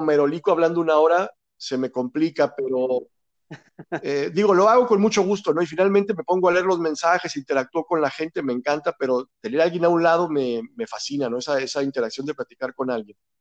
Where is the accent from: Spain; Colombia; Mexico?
Mexico; Aguascalientes; sí soy de aquí de Aguascalientes